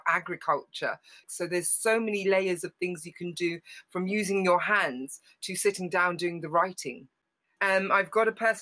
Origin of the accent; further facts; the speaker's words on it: London, United Kingdom; we grew up in Harlesden